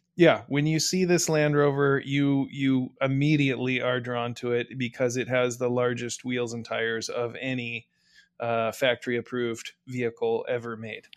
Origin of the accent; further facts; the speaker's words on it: United States; as an American